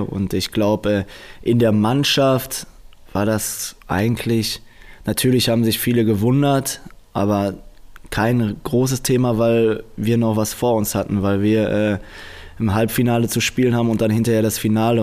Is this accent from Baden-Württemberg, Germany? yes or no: no; Dortmund, North Rhine-Westphalia, Germany; Ich weiß selbst, wo ich herkomme. Dortmunder ist eine Arbeiterstadt